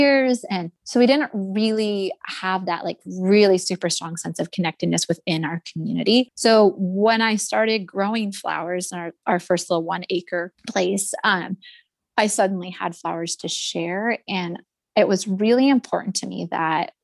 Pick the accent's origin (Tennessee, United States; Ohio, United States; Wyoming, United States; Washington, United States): Washington, United States; Forks; I grew up in Forks